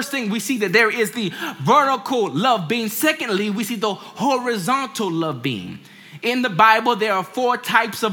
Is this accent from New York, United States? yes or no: no; Washington, District of Columbia, United States; I grew up in Washington, D.C., and my parents had me to go to Sunday school.